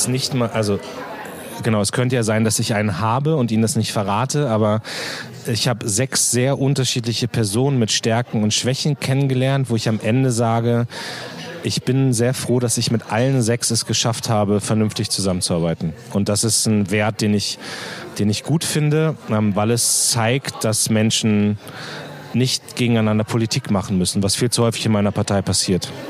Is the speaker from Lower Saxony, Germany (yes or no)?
yes; Munster, Lower Saxony, Germany; also born or lived in Hannover; mein Heimatort Munster liegt genau eine Stunde zwischen Hamburg und Hannover